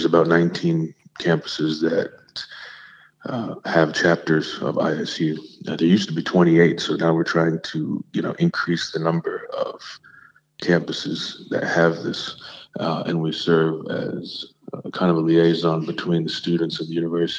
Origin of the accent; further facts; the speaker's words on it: South India, India; Basically, I'm South Indian.